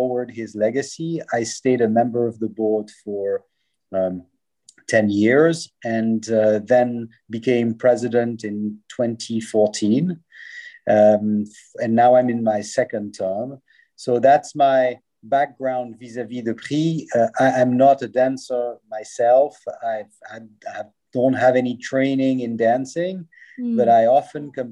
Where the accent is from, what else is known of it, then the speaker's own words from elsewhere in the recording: Lausanne, Vaud, Switzerland; I was born and raised in Lausanne